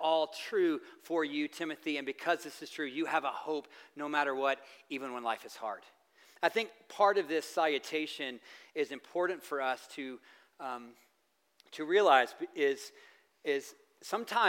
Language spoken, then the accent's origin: English; the South, United States; I'm from the South